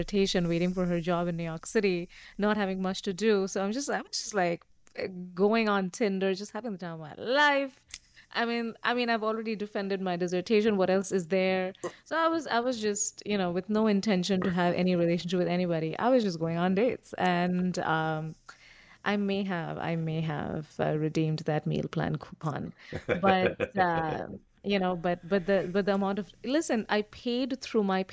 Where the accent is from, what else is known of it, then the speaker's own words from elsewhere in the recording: India; moved away; I come from India